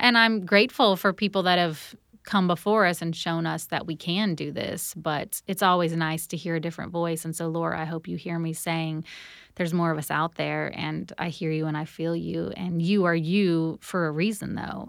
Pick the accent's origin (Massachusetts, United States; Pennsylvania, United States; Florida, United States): Florida, United States; moved away as an adult; now in Nashville, United States; I grew up in Florida